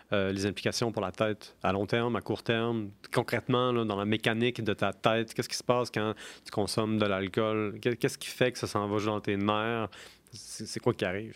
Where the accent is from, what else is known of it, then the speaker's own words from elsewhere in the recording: Quebec, Canada; je suis québécois